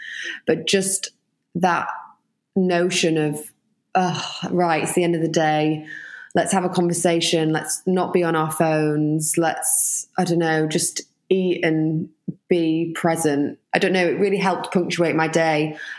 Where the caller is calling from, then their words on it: London, United Kingdom; I'm in East London in my kitchen.